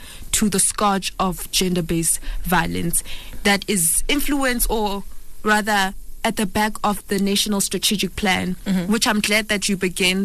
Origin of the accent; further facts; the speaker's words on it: Soweto, Gauteng, South Africa; I'm from Soweto